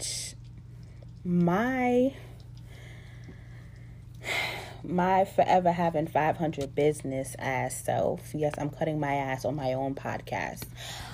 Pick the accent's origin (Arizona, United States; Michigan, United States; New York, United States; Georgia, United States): New York, United States; New York City; also born or lived in Jamaica (ancestry) / DMV area; now in Washington, D.C. area, United States; I'm originally from Brooklyn, New York. And I am Jamaican also. My parents are Jamaican. I currently live in the DMV area.